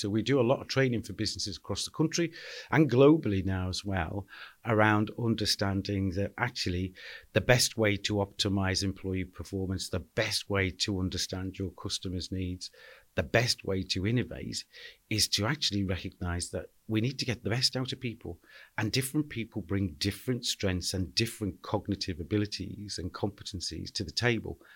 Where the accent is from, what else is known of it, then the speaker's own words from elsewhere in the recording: Liverpool, North West England, United Kingdom; I was born and bred in Anfield